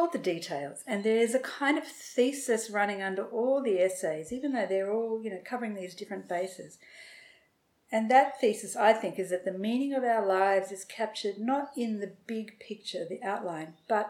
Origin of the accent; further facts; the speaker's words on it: England, United Kingdom; I'm so English in my background